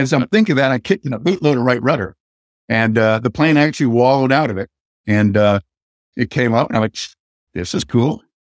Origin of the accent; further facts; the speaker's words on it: next door to Cohasset, Massachusetts, United States; moved away; my hometown is right next door to Cohasset.